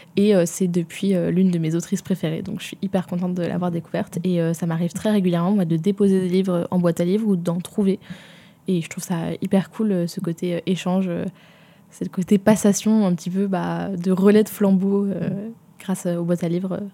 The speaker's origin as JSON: {"language": "French", "region": "Provence-Alpes-Côte d'Azur", "country": "France", "tie": "born or raised there", "said": "j'ai grandi en province et j'ai grandi en Provence même."}